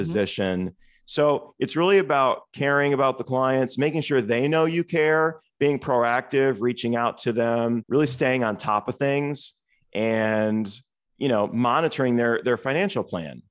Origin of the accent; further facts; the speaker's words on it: Toledo, Ohio, United States; moved away as an adult; now in Cincinnati, United States; I actually was born and raised in Toledo, Ohio